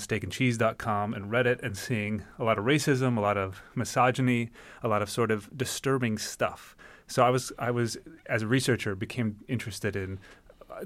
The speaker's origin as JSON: {"language": "English", "country": "United States", "tie": "born or raised there", "said": "growing up in America, anywhere USA in the 90s"}